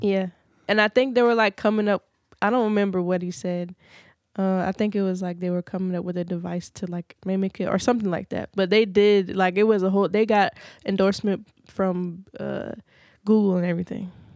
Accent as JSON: {"language": "English", "town": "Virginia Beach", "region": "Virginia", "country": "United States", "said": "Pungo, I stay close to Pungo, and Pungo is like the country of Virginia Beach, but I'm from Grand Run."}